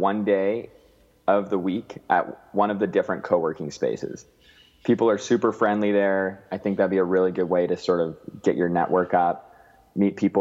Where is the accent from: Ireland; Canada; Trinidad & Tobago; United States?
Canada; Alberta; now in Vancouver, Canada; I grew up in Alberta where it's so sunny all the time.